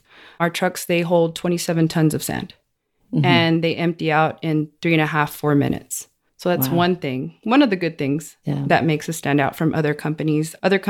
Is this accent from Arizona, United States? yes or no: no; Odessa, Texas, United States; I'm from Odessa. Okay. Born and raised.